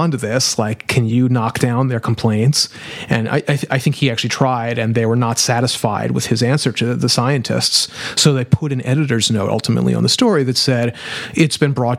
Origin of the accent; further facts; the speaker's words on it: New Orleans, Louisiana, United States; I'm from New Orleans